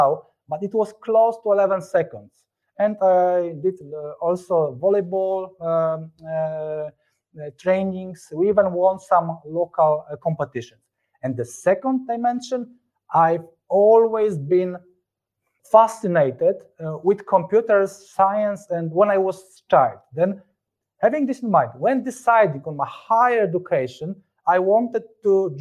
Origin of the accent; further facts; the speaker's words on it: Lębork, Pomeranian Voivodeship, Poland; moved away as an adult; now in Warsaw, Poland; I was born in Lemberg, a city located in the north of Poland, very close to Gdańsk